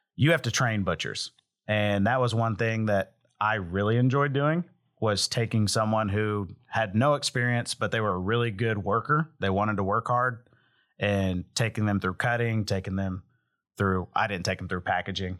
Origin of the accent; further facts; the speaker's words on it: Hominy, Oklahoma, United States; Hominy, Oklahoma, which is my hometown